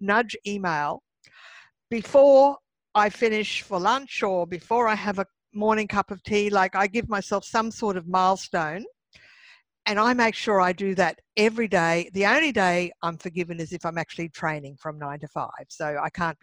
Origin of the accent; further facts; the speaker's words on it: Brisbane, Queensland, Australia; moved away as an adult; also born or lived in Sydney; Last year, I did a big move from Sydney to my home state of Brisbane, of Queensland, and the city of Brisbane.